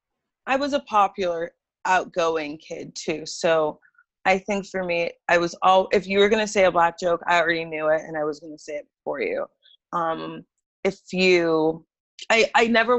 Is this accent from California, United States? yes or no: yes; Arroyo Grande, California, United States; moved away as an adult; now in Los Angeles, United States; I grew up in like Pismo Beach area. It's Aurora Grande, California